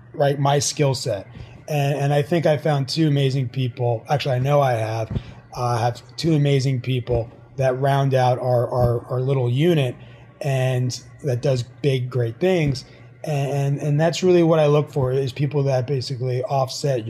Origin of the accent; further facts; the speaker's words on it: New York, United States; moved away as an adult; also born or lived in Miami; now in Florida, United States; I went back home. I'm originally from New York